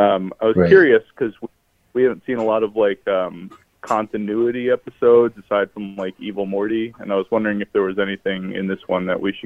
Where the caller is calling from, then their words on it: Virginia, United States; from Virginia.